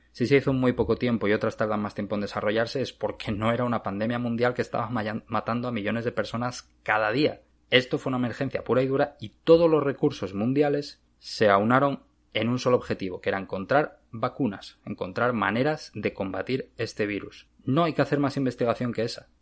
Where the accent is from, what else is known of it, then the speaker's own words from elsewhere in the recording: Asturias, Spain; moved away as an adult; now in Arizona, United States; Yo soy de Asturias